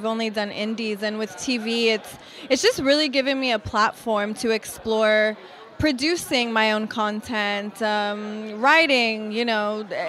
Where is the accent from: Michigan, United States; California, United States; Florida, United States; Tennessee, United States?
California, United States; Los Angeles; growing up